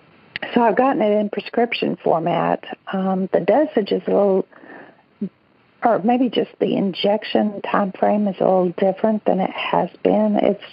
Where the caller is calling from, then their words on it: Birmingham, Alabama, United States; I'm calling from Birmingham also.